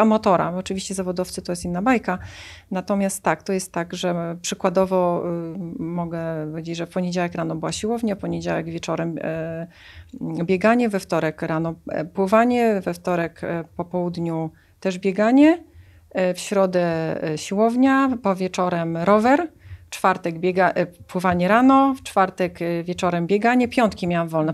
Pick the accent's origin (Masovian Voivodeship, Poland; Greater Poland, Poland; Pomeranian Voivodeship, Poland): Pomeranian Voivodeship, Poland; Tricity; Paradoksalnie pochodzę z nadmorza, bo jestem z Trójmiasta.